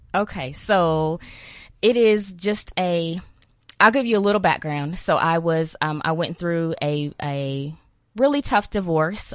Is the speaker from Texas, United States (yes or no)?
yes; Texas, United States; accent: Texan American; I'm from Texas. That's a little country, I'm a little